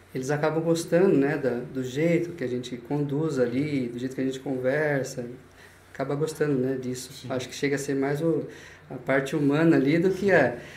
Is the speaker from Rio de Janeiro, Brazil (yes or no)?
no; Itaporanga, São Paulo, Brazil; also born or lived in Itapeva, São Paulo; Eu morei em Itaporanga e cresci lá